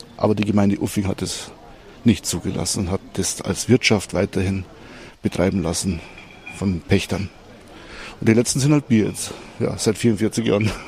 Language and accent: German; Staffelsee, Bavaria, Germany; hier aufwachsen dürfen